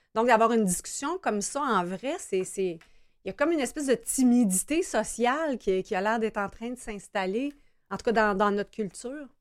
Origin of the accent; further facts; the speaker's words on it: Brossard, Quebec, Canada; je suis citoyenne de Brossard